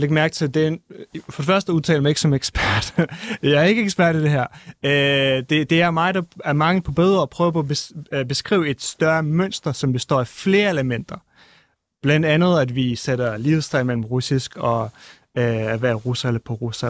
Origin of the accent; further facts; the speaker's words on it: Kyiv, Ukraine; moved away; also born or lived in Crimea; jeg er født i Kiev og boet på Krim og er kommet fra et øh, russisk familie